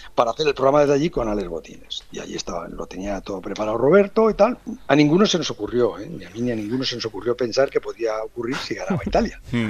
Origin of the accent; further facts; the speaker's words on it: Brunete, Community of Madrid, Spain; un tipo de mi pueblo